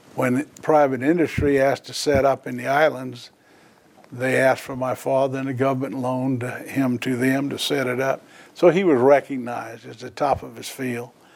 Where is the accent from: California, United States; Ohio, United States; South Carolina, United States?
South Carolina, United States; Charleston; I was born here in Charleston on April 8th, 1943.